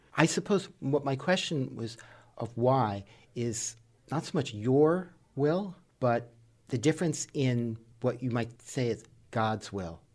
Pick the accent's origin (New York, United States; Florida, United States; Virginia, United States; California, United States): New York, United States; New York City; when I was a child, growing up in New York City